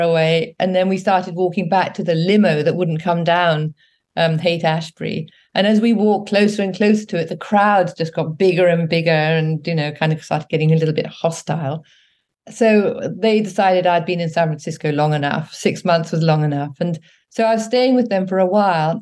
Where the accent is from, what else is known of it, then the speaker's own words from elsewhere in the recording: England, United Kingdom; also born or lived in Africa; when I came back to England, I was about eight or nine years old